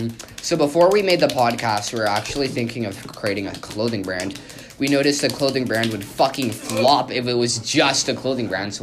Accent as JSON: {"language": "English", "country": "Canada", "said": "Yeah, we're all Canadian here"}